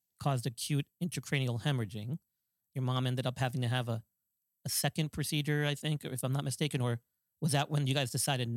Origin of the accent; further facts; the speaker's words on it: New York, United States; I grew up in New York